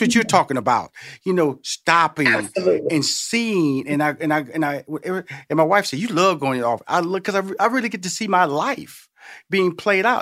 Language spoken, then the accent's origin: English; Houston, Texas, United States; And I'm from Houston, Texas, okay? So I'm from Tex Mex, I'm from Selena country